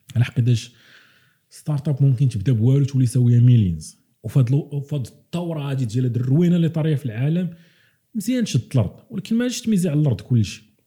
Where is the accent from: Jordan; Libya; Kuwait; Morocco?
Morocco; moved away; حنا عندنا في المغرب